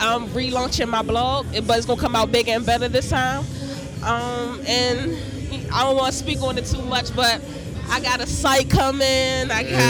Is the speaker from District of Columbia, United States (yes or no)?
yes; Washington, District of Columbia, United States; Definitely from the city, born and raised.